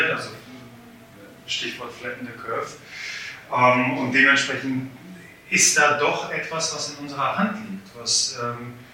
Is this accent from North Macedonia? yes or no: no; Poland; ich muss ja ein bisschen meckern, äh, was äh, meine, meine Heimat angeht. Ähm, wir haben leider in Polen einen, einen großen Neidfaktor